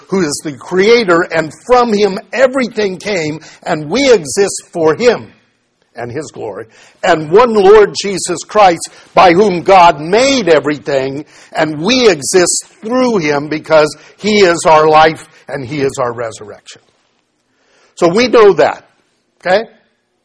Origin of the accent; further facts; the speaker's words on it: United States; we grew up where idolatry in America simply wasn't practiced